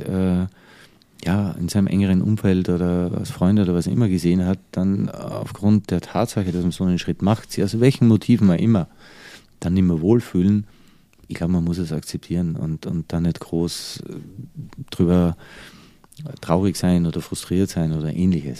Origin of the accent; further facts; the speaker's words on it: Austria; also born or lived in United States / Dubai / Changchun, China; now in Germany; bin ja eigentlich konstant im Ausland als Österreicher in Deutschland